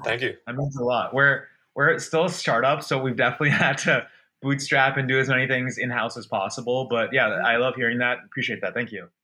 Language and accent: English; Portland, Maine, United States; moved away as an adult; also born or lived in London / Boston / United Kingdom; I was born in London, then we moved to Maine, and grew up here.